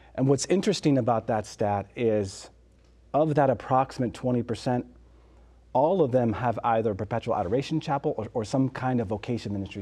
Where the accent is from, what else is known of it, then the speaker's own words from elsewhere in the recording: Southern California, United States; moved away; I'm originally from California and in Southern California.